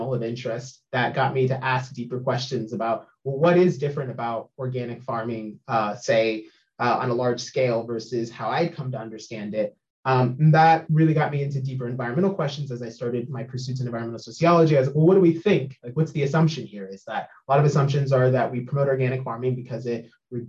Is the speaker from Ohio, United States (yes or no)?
no; Sacramento, California, United States; also born or lived in Humboldt State / Portland; now in Eugene, United States; I grew up in Sacramento